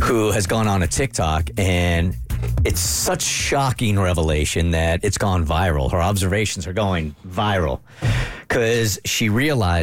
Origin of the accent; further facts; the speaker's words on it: California, United States; We're from California